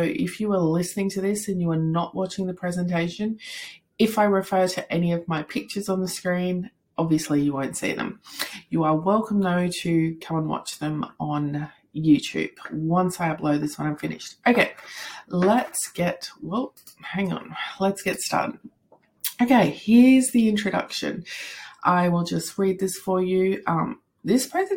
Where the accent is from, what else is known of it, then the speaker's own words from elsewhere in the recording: Australia; I am from Australia